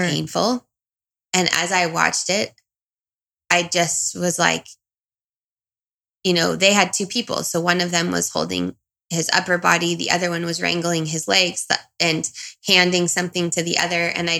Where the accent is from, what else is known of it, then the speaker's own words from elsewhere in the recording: Southern California, United States; also born or lived in Brazil; I'm from Southern California